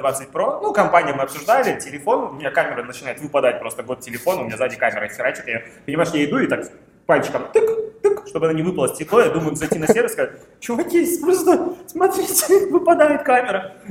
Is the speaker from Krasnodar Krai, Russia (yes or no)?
yes; Krasnodar, Krasnodar Krai, Russia; moved away as an adult; now in Saint Petersburg, Russia; я же из Краснодара